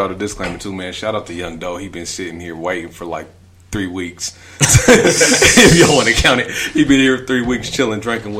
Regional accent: Denver, Colorado, United States; Y'all know I'm from Montbello. I ain't got to keep saying it, but I'm going to keep saying it. Hey. I'm from Montbello.

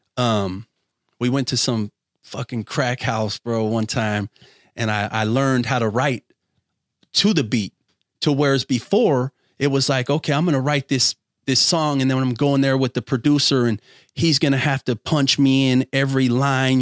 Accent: Bay Area, California, United States; also born or lived in Rodeo, California / Contra Costa County; I'm from the Bay Area, bro, where everybody listens to fucking hip hop.

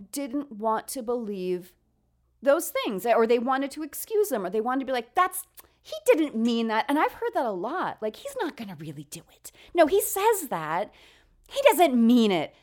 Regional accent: New York, United States; I come from New York.

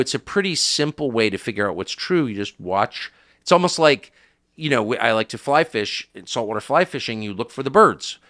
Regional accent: United States; I'm an American

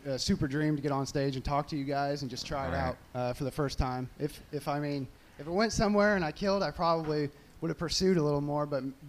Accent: Kansas City, Missouri, United States; No, I'm from Kansas City, actually.

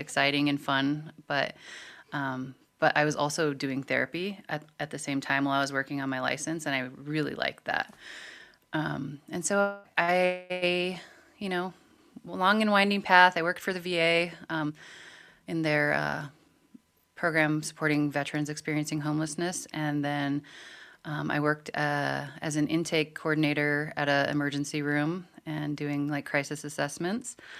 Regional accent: Montana, United States; growing up in Montana

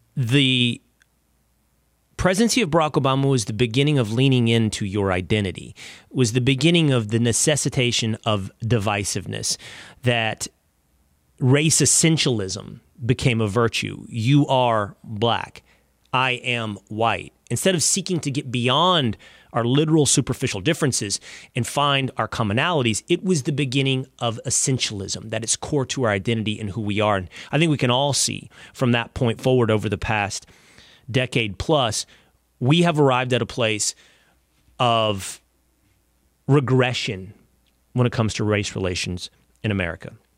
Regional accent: Texas, United States; my home state of Texas

